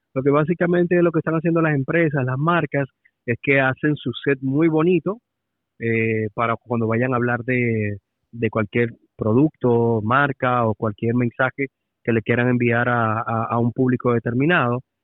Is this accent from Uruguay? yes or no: no; Dominican Republic; como dominicano